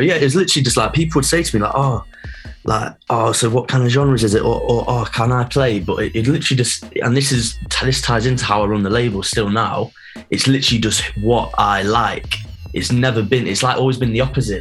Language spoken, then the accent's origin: English; Nottingham, East Midlands, United Kingdom; I'm from Nottingham